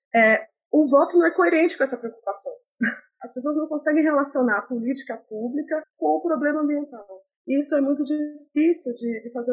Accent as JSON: {"language": "Portuguese", "region": "São Paulo", "country": "Brazil", "tie": "born or raised there", "also_born_or_lived": "Bauru / Bahia", "said": "toda a minha ancestralidade veio da Bahia. Eu nasci aqui em São Paulo"}